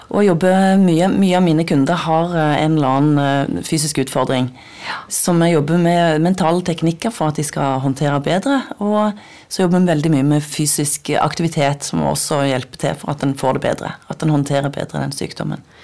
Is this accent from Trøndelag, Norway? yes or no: no; Nærbø, Rogaland, Norway; Jeg kommer fra Nærbø på Jæren